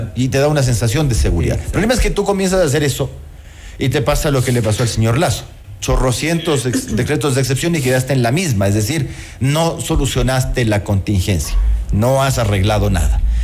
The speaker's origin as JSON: {"language": "Spanish", "country": "Ecuador", "said": "esos somos los ecuatorianos"}